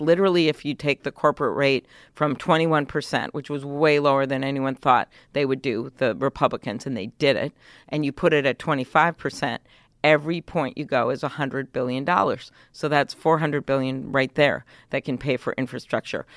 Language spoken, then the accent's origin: English; Midwest, United States; I am from the Midwest.